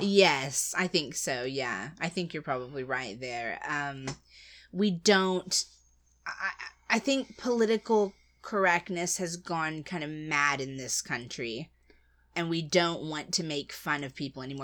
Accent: United States; as an American

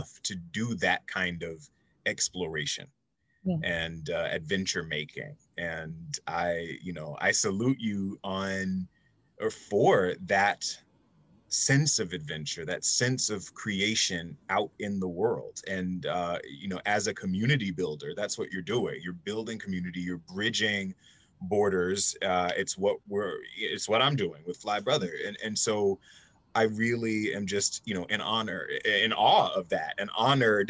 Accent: the South, United States; also born or lived in California; now in Salvador, Brazil; as a Southerner

